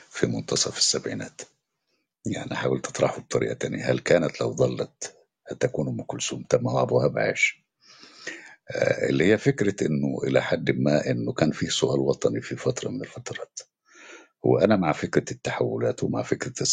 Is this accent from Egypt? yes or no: yes; Egypt; احنا كمصريين